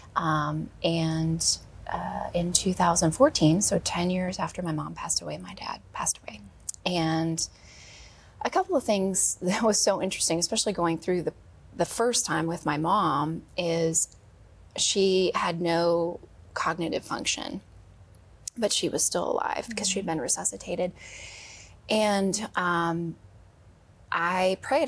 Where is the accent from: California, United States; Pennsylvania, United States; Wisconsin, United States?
Wisconsin, United States; I grew up in Wisconsin